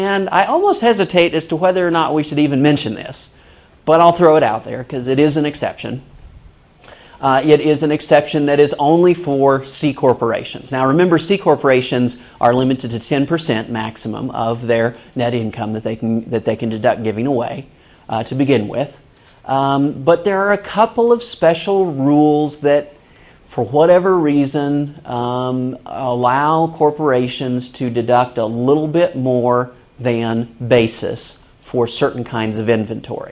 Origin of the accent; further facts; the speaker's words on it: Kansas City, United States; moved away; I'm originally from Kansas City.